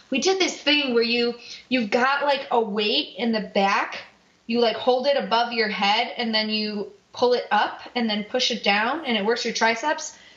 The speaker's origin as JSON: {"language": "English", "town": "Homewood", "region": "Illinois", "country": "United States", "tie": "born or raised there", "said": "my hometown of homewood illinois"}